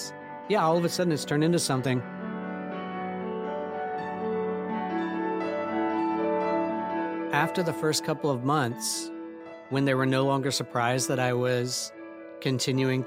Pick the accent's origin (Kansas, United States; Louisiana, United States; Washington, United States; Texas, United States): Kansas, United States; Lawrence; I grew up in Lawrence, Kansas.